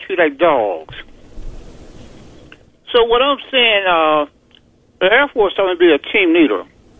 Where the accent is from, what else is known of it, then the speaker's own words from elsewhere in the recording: United States; I was born in America.